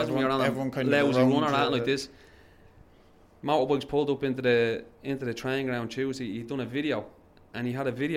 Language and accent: English; Dublin, Leinster, Ireland; moved away; also born or lived in Bolton / London; I'm from Dublin